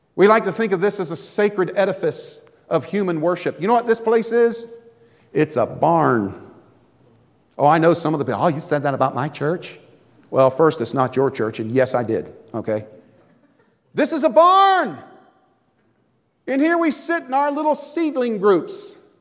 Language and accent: English; Florida, United States; moved away; I grew up in Florida